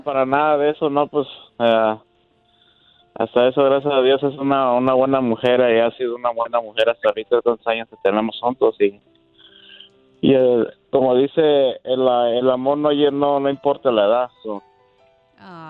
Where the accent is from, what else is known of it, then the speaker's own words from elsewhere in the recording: Veracruz, Mexico; Yo soy de Veracruz